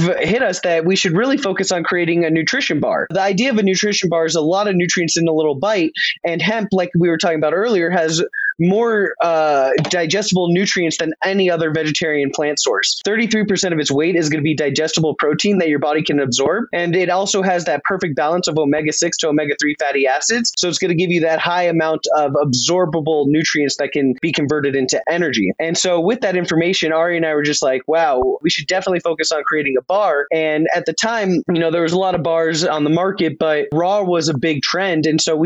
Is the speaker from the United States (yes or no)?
yes; Los Angeles, California, United States; also born or lived in Denver, Colorado; I'm born and raised in Los Angeles, California.